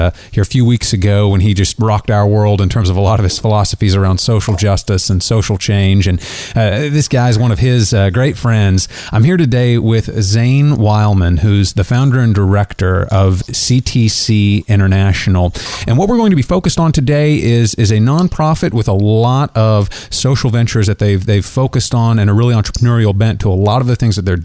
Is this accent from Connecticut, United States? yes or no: no; Kansas City, Missouri, United States; my hometown of Kansas City, Missouri